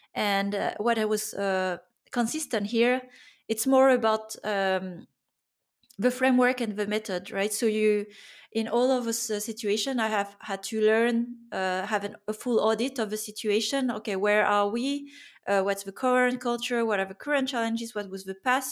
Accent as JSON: {"language": "English", "country": "France", "tie": "born or raised there", "also_born_or_lived": "Germany / Finland", "moved": "as an adult", "said": "growing up in France"}